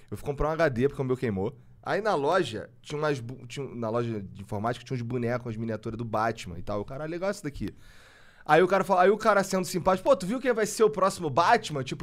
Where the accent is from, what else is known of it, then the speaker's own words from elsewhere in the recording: Rio de Janeiro, Brazil; eu sou carioca.